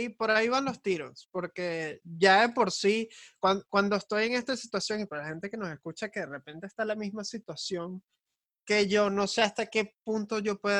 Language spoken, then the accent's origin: Spanish; Venezuela; que como venezolanos hemos pasado tantas vainas.